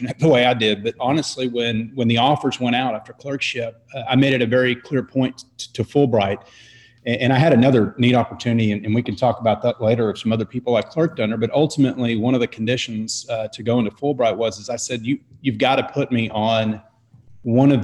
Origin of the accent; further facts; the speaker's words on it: Dallas, Texas, United States; I grew up in Dallas